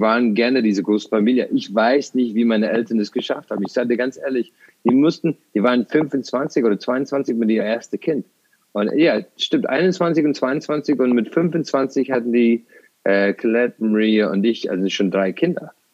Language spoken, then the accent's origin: German; Ireland; also born or lived in Tralee, Ireland; now in Germany; ich bin ähm, auf dem Land aufgewachsen, äh, in Irland